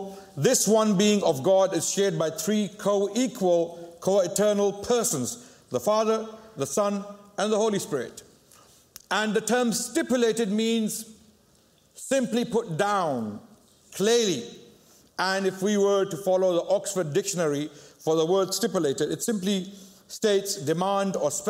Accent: Pakistan; I come from Pakistan

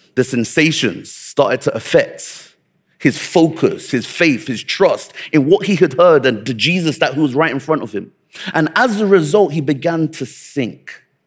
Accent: Nigeria; I'm Nigerian

